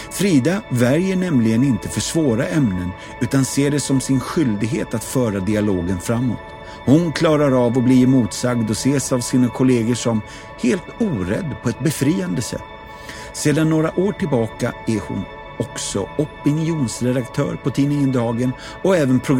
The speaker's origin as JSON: {"language": "Swedish", "town": "Stockholm", "region": "Stockholm County", "country": "Sweden", "said": "jag är stockholmare"}